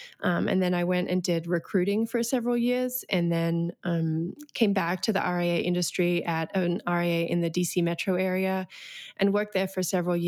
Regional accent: Australia; moved away as an adult; now in United States; I came to the United States in 2007. I grew up in Australia. Don't really have an accent anymore, though apparently it comes out every now and again on a couple of words.

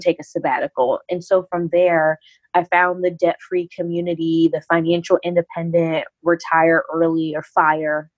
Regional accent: North Carolina, United States; moved away as an adult; I am originally from North Carolina, so the South in the United States.

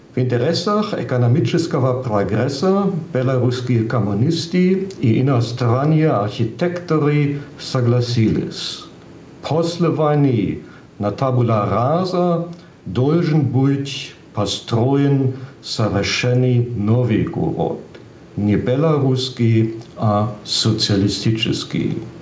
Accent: Giessen, Hesse, Germany; Russian is a second language; мой родной город. Гисен совсем небольшой

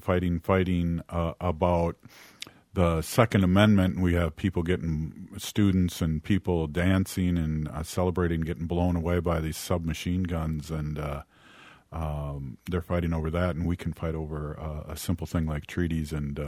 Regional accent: United States; I'm Ho-Chunk and I'm from Turtle Island. And we pre-exist the white man here.

